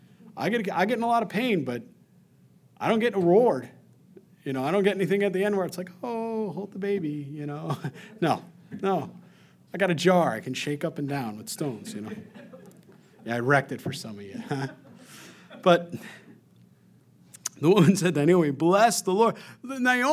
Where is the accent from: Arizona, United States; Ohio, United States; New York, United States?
New York, United States; We're from New York